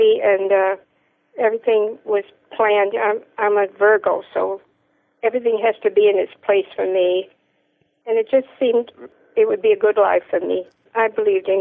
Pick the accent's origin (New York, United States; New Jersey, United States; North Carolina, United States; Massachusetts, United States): Massachusetts, United States; Salem; moved away as an adult; also born or lived in Greece / Delaware; I grew up in Salem, Massachusetts